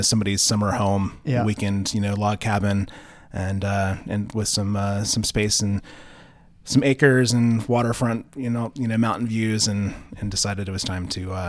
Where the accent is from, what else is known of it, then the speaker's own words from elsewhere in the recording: Northern Virginia, United States; also born or lived in Burke, Virginia / West Springfield, Virginia; I grew up in Northern Virginia.